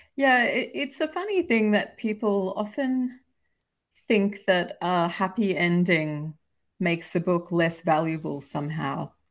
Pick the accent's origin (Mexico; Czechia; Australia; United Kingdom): Australia; I've published in Australia, if you can probably tell from my accent, that's where I'm from